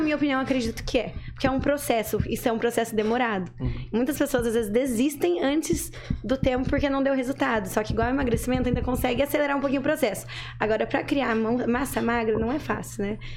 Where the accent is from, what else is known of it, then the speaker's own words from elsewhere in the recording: Jardim Alegre, Paraná, Brazil; moved away as an adult; now in Maringá, Brazil; Eu sou de Jardim Alegre, uma cidade bem pequena